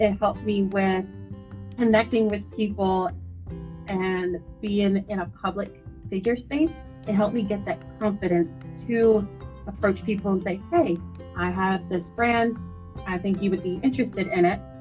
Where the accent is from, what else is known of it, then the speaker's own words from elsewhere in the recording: Texas, United States; I am from Texas